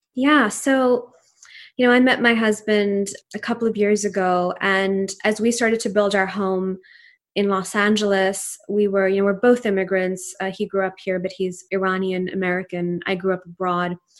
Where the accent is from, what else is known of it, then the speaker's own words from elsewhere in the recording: Pakistan; first language Urdu; English is a second language; moved away as an adult; now in United States; family in Pakistan, and I grew up there until I was eighteen years old